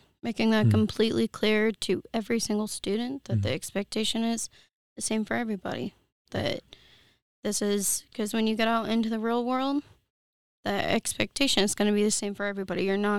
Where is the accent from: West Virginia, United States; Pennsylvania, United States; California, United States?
West Virginia, United States; Martinsburg; So, I grew up in Martinsburg, born and raised. Still live in Martinsburg. Probably not going anywhere.